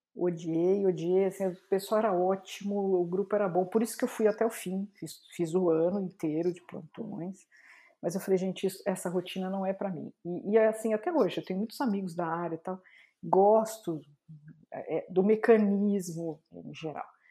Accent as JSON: {"language": "Portuguese", "town": "Santo André", "region": "São Paulo", "country": "Brazil", "tie": "born or raised there", "said": "eu nasci em Santo André, morava em Santo André nessa época ainda"}